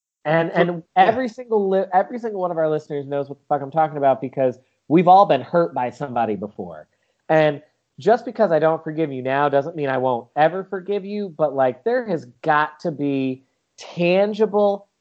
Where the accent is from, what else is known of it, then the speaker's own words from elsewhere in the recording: United States; I'm an American